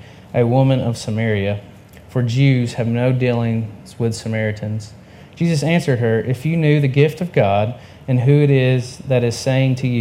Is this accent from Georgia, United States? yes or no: yes; Georgia, United States; now in Tennessee, United States; I'm from Georgia, and she is from Virginia, and we now live here in Tennessee